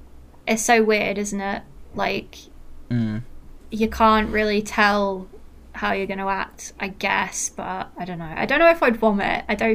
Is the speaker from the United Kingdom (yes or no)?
yes; Manchester, North West England, United Kingdom; accent: Mancunian; I've lost a lot of my accent. I don't really sound Mancunian anymore. I wish I did.